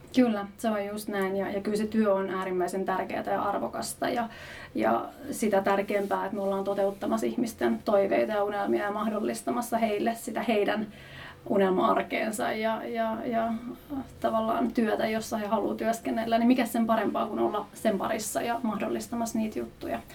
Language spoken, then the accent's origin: Finnish; Jyväskylä, Central Finland, Finland; Mä oon lähtöisin Jyväskylästä